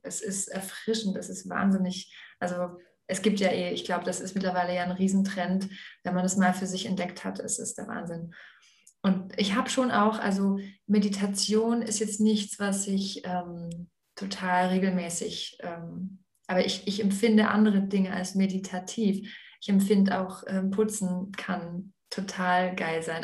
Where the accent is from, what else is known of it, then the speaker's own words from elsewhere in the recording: Aalen, Baden-Württemberg, Germany; Ich bin eben ja in Aalen aufgewachsen